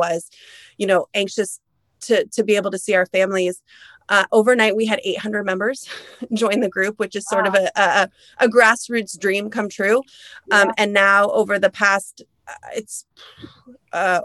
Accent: United States; moved away as an adult; now in Canada; I'm an American living in Canada.

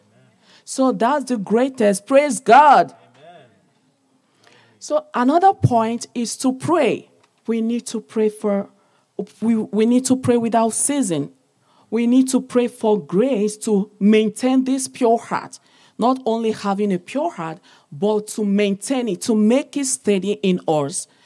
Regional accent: eastern Nigeria, Nigeria; now in London, United Kingdom; I was born, I'm from Nigeria, Africa, the eastern part of the country

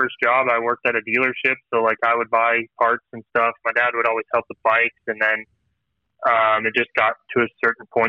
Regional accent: Colorado, United States; moved away as an adult; also born or lived in Northern California / upstate South Carolina; now in Southern California, United States; we grew up in Colorado

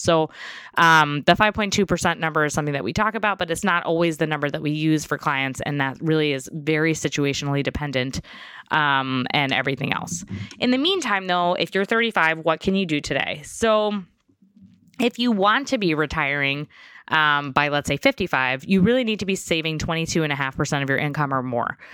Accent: New York, United States; I grew up in New York

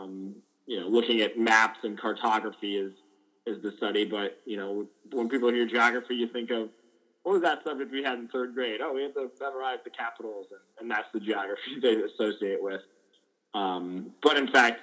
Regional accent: Washington, District of Columbia, United States; moved away as an adult; also born or lived in Madison, Wisconsin; I grew up in Washington, D.C.

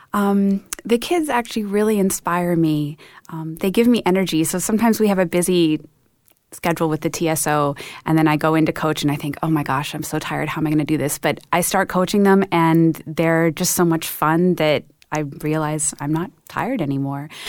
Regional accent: Vancouver, British Columbia, Canada; moved away as an adult; also born or lived in Cleveland / Detroit; now in Toronto, Canada; we grew up in Vancouver

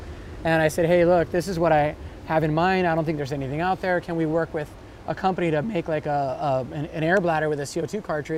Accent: Kona, Hawaii, United States; I was born and raised in Kona on the Big Island.

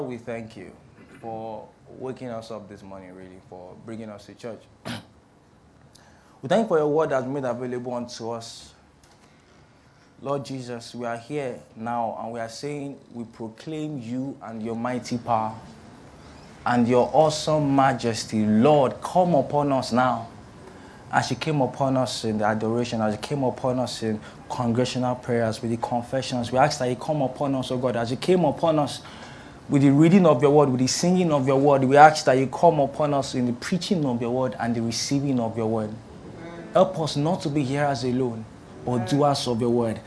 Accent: Ilorin, Kwara, Nigeria; now in Lagos, Nigeria; I grew up in Ilorin, and Ilorin is like in the north central part of Nigeria

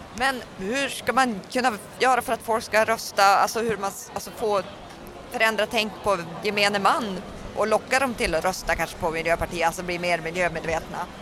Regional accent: northern Sweden, Sweden; jag är ju från norra Sverige själv

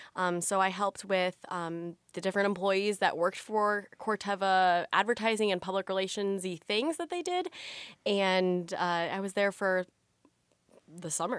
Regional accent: Illinois small town, United States; I am from, uh, Watauga, Illinois. It's a really, really small town

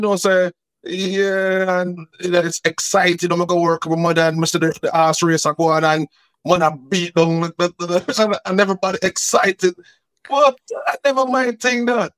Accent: Kingston, Jamaica; I was born in Almanton, that's Kingston. Then, you know, my family, you know, we shifted a little bit and we go Franklintown. And then in 76, we moved to Rallington Town, so I can relate more with Rallington Town than anywhere else, East Kingston

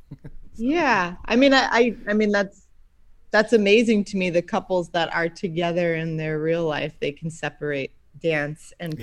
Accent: Andover, Massachusetts, United States; moved away as an adult; also born or lived in England / New York; I grew up in uh, north of Boston, Andover, Massachusetts

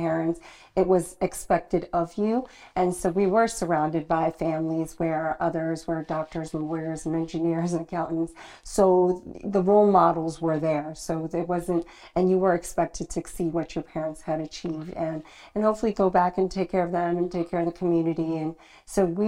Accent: New Jersey, United States; moved away as an adult; also born or lived in Nigeria; now in London, United Kingdom; So born in Nigeria, raised by Nigerian parents in New Jersey

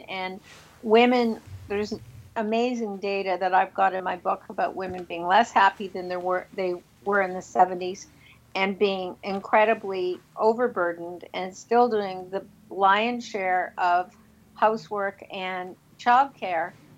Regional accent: Toronto, Ontario, Canada; Toronto, my hometown

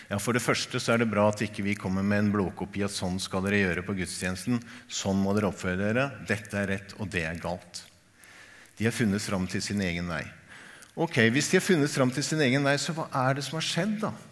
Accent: Tanzania; Norwegian is a second language; also born or lived in Kenya; now in Norway; Og så kommer jeg fra Tanzania og Kenya, hvor kirken er helt annerledes. Mye mer høykirkelig.

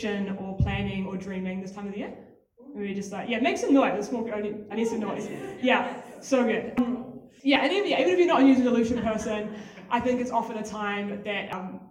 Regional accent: Auckland, New Zealand; moved away as an adult; now in Wellington, New Zealand; I was born in Auckland. I left there when I was 18, West Auckland specifically.

